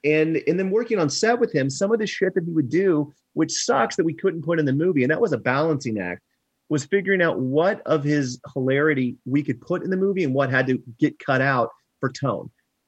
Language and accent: English; Kansas City, Missouri, United States; I mean, I grew up in Kansas City, and a lot of his specials were taboo, and there was the things you had to listen to.